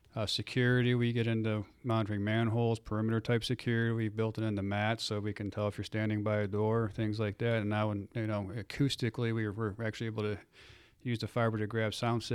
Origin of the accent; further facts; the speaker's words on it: Cleveland, Ohio, United States; I am not from South Texas. I'm from Cleveland, Ohio.